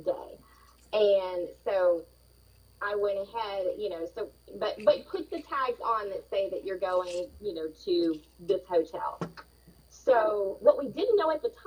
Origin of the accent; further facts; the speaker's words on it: Huntsville, Alabama, United States; We are from Huntsville, Alabama